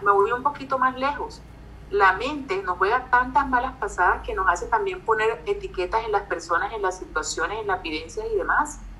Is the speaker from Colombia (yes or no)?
yes; Barranquilla, Atlántico, Colombia; accent: barranquillero; yo soy colombiana, creo que más de uno que está escuchando ya se las pilló, nací en Barranquilla